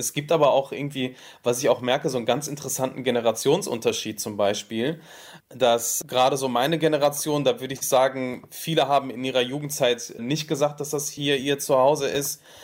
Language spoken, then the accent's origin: German; Duisburg, North Rhine-Westphalia, Germany; Duisburg ist äh, meine Heimat und ich bin hier geboren, bin hier aufgewachsen.